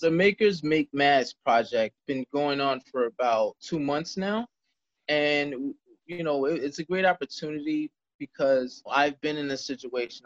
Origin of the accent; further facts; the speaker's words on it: Jersey City, New Jersey, United States; I was born and raised in Jersey City, New Jersey